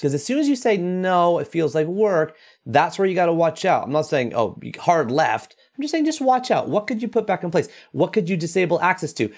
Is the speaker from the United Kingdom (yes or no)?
no; Toronto, Ontario, Canada; I grew up reading in the Toronto Star